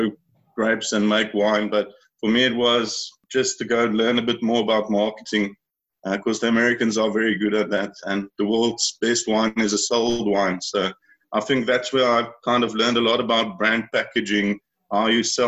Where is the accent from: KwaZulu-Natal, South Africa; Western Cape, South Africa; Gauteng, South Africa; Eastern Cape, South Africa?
Western Cape, South Africa; Rawsonville; I grew up in Rawsonville, which is basically, as everyone knows, in the Beerdekloof Valley